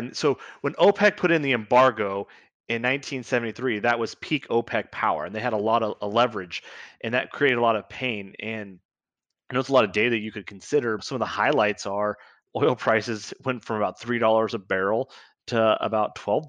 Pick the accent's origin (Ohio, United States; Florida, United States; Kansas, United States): Kansas, United States; I grew up with the story of the 1970s, and I grew up in Southeast Kansas, which is unique in this because we grew up 3 or 4 miles away from the state line of Missouri